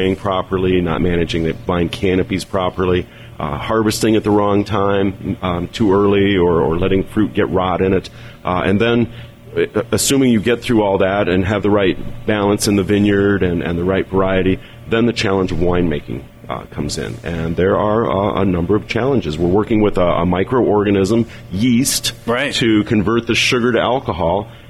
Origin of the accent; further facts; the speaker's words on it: South Bend, Indiana, United States; I grew up in South Bend area